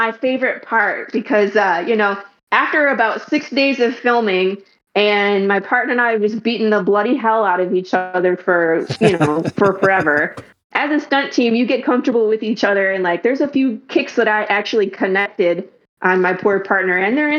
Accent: Detroit, Michigan, United States; also born or lived in California; now in Dallas, United States; So I am originally from Detroit, Michigan. Moved around a couple times, lived in California, went back to Michigan, and now we're in Dallas, Texas area.

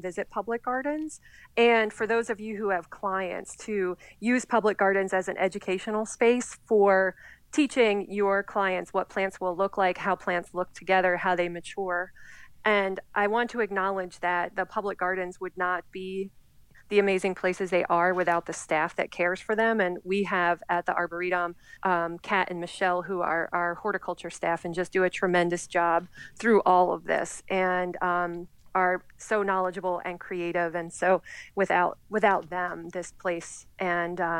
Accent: Pine Barrens, New Jersey, United States; I grew up in the Pine Barrens in South Jersey

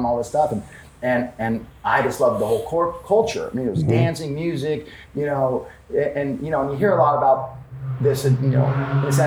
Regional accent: Los Angeles, California, United States; also born or lived in Beverly Hills; growing up in Los Angeles, you know, it's besides it being clicky, it's a melting pot

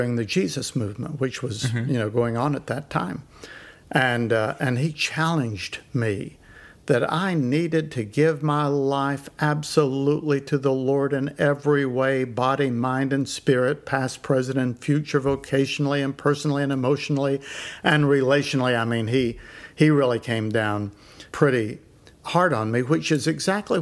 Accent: Elizabethton, Tennessee, United States; I was born in 1952 in East Tennessee, my hometown, was called Elizabethton.

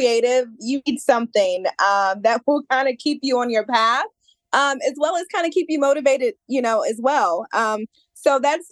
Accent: Maryland, United States; I'm from Maryland.

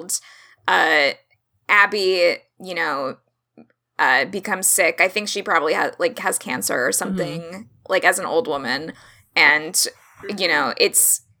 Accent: Orlando, Florida, United States; I'm not from the South. I'm from Orlando, Florida

